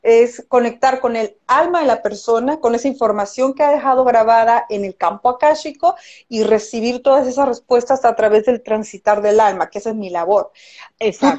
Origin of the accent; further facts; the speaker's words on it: Mexico; now in Chile; yo soy mexicana